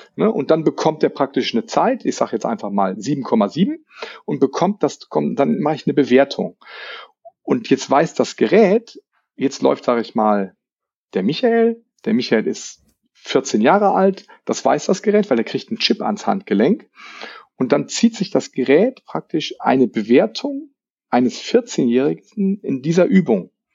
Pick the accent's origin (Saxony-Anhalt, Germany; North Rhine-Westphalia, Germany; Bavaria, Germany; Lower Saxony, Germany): Lower Saxony, Germany; bei uns in Niedersachsen